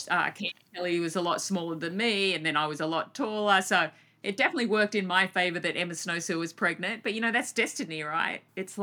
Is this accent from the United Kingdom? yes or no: no; Australia; my home country